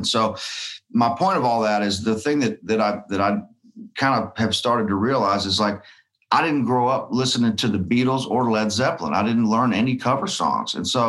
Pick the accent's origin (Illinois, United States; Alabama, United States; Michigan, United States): Alabama, United States; moved away as an adult; also born or lived in Pensacola, Florida; now in Nashville, United States; I was born in Pensacola, but raised right on the Alabama side, so like right on the state line down there